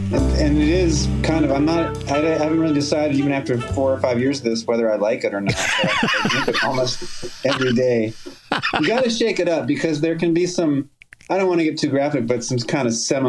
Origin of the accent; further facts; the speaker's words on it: Minot, North Dakota, United States; also born or lived in Austin, Texas; I was born in Austin, but I don't really have childhood memories from Austin. My parents were divorced, but before that, they moved to Minot, North Dakota, which is a small city in the center of North Dakota.